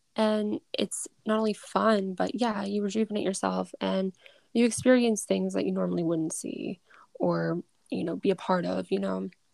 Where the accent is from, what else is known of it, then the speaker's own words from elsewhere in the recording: Massachusetts, United States; I'm from Mass